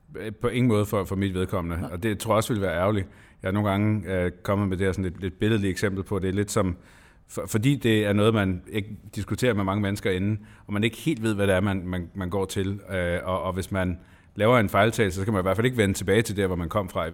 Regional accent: Lolland-Falster, Zealand, Denmark; hjemme på Lolland Falster, hvor jeg kommer fra

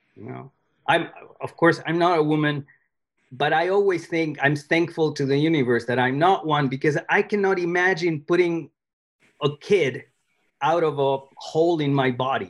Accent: Argentina; English is a second language; moved away; I was born in Argentina

